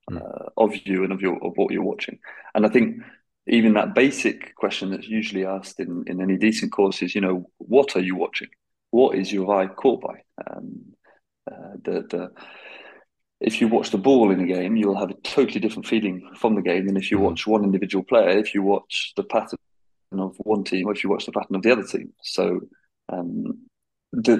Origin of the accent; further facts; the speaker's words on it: United Kingdom; now in Belgium; being British